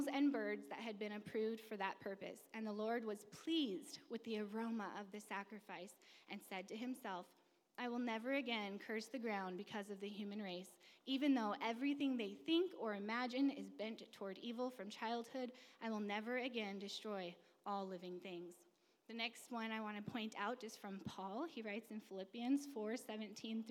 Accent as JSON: {"language": "English", "region": "California", "country": "United States", "said": "I'm from California, never been on a farm."}